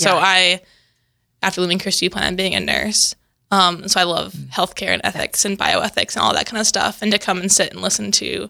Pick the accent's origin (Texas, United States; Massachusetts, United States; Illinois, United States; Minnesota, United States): Minnesota, United States; In central Minnesota.